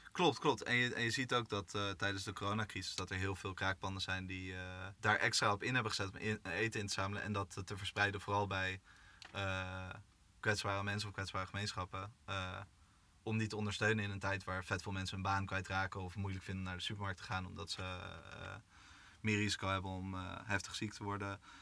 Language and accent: Dutch; Amsterdam, North Holland, Netherlands; Ik kom uit Amsterdam.